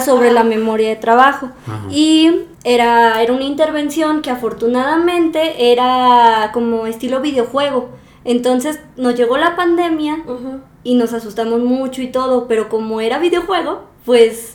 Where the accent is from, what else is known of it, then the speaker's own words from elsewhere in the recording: Aguascalientes, Mexico; moved away as an adult; now in Morelia, Mexico; yo soy de Aguascalientes y luego vine a Morelia